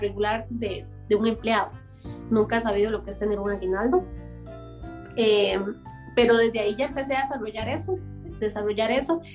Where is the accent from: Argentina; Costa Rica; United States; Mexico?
Costa Rica; San Isidro de Heredia, Heredia; Soy, eh, para los que conocen Costa Rica, eh, de la provincia de Heredia, específicamente en San Isidro de Heredia.